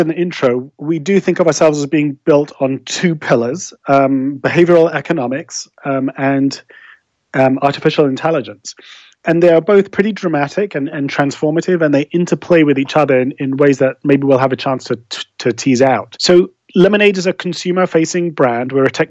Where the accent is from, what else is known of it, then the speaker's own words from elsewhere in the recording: London, United Kingdom; accent: English; As the kind of remnants of an English accent will betray, I was brought up in London and I studied law there and became an attorney.